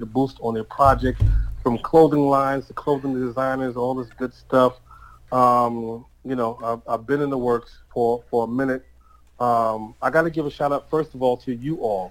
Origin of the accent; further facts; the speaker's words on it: New York City, New York, United States; also born or lived in Georgia; I was born in New York, Staten Island, Shaolin.